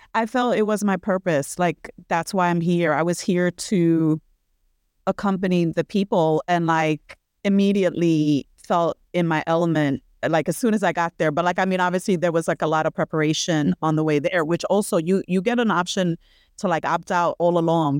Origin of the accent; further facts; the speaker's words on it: New York City, New York, United States; I'm a New Yorkian, born and raised in Brooklyn, New York, which is where I am right now